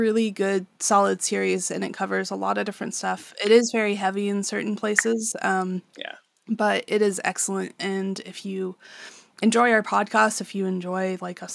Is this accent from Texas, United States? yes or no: yes; Texas, United States; we are from Texas.